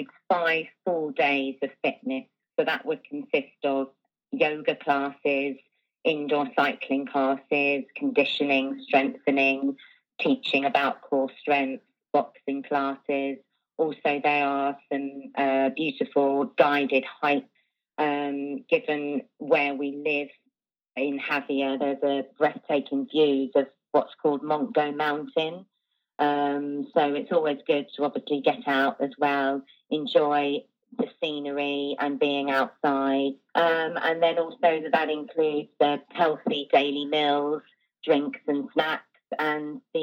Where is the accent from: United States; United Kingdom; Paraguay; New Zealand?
United Kingdom; England; moved away as an adult; now in Jávea, Spain; I am from England and I moved to Spain 3 years ago